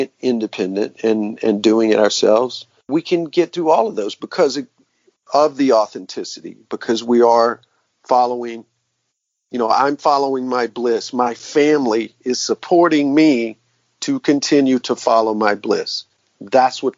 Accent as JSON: {"language": "English", "town": "Macon", "region": "Georgia", "country": "United States", "tie": "born or raised there", "said": "I'm from the South. I was born in Macon, Georgia, the home of Southern rock"}